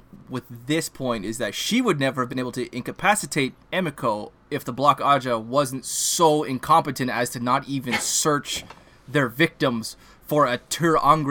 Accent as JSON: {"language": "English", "country": "Canada", "said": "I'll say this as a Canadian"}